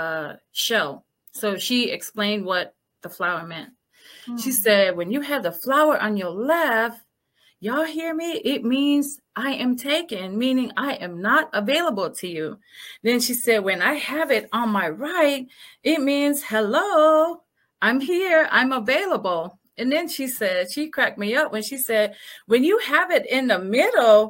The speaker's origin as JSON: {"language": "English", "country": "Samoa", "moved": "yes", "lives_now": "Columbia, United States", "said": "It's the cloth that we have back home from my beautiful island of Samoa"}